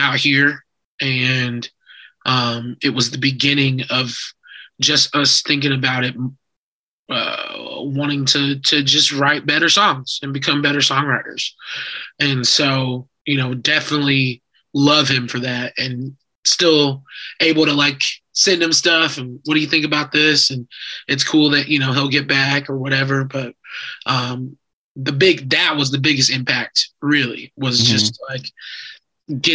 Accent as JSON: {"language": "English", "town": "Indianapolis", "region": "Indiana", "country": "United States", "also_born_or_lived": "Chicago", "moved": "yes", "lives_now": "Los Angeles, United States", "said": "I'm from Indianapolis"}